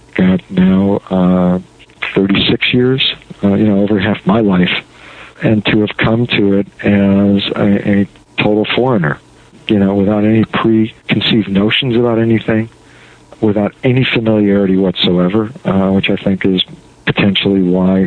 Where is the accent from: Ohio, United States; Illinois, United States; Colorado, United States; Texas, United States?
Illinois, United States; Chicago; moved away as an adult; also born or lived in Wisconsin / New York City / Connecticut; growing up in Chicago, where games were outlawed